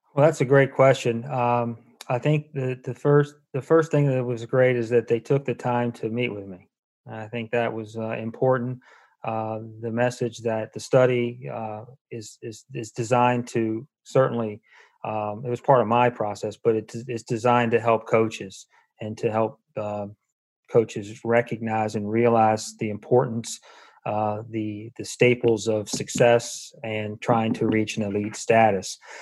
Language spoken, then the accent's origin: English; Charlottesville, Virginia, United States; moved away; I'm from Charlottesville